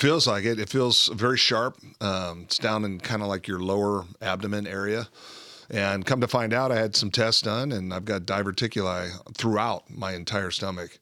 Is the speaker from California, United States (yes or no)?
yes; Southern California, United States; also born or lived in Phoenix, Arizona; I was born in Phoenix, grew up in Southern California